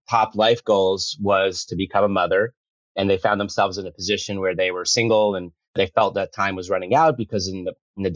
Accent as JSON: {"language": "English", "town": "Fort Lee", "region": "New Jersey", "country": "United States", "tie": "born or raised there", "also_born_or_lived": "Los Angeles / New York City", "moved": "as an adult", "said": "I grew up in Fort Lee, New Jersey"}